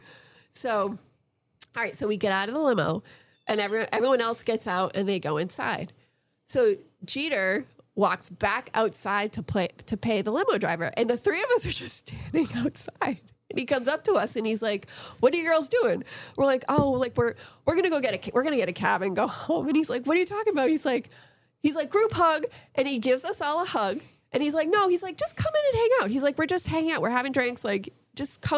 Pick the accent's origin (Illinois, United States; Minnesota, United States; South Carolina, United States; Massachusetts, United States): Massachusetts, United States; Boston; we're from Boston